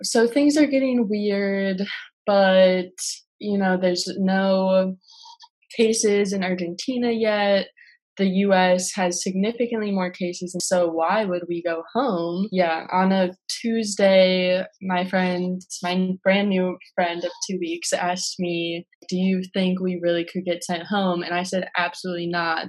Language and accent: English; Minneapolis, Minnesota, United States; I'm from South Minneapolis, like very proud of it.